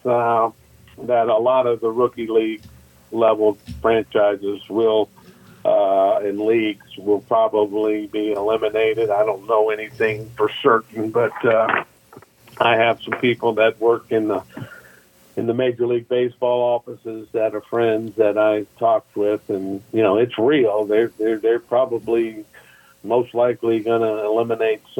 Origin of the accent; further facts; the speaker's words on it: Biloxi, Mississippi, United States; my hometown